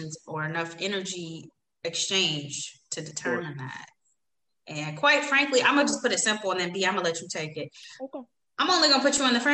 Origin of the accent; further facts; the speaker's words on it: Chicago, Illinois, United States; moved away; I'm from Chicago